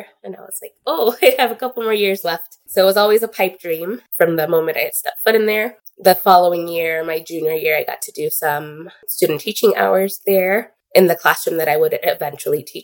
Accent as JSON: {"language": "English", "town": "Chicago", "region": "Illinois", "country": "United States", "tie": "born or raised there", "also_born_or_lived": "Puerto Rico", "first_language": "Spanish", "second_language": "English", "said": "So my primary schooling was here in Chicago."}